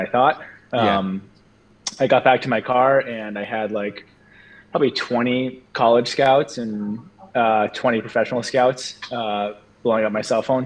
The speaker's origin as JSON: {"language": "English", "area": "Cape Cod", "region": "Massachusetts", "country": "United States", "tie": "born or raised there", "said": "I grew up about an hour and a half south of Boston, Massachusetts, in Cape Cod, Massachusetts"}